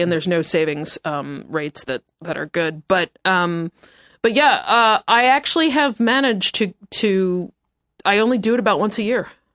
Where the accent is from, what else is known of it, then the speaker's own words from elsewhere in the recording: United States; also born or lived in New York; now in Los Angeles, United States; I am from New Jersey and New York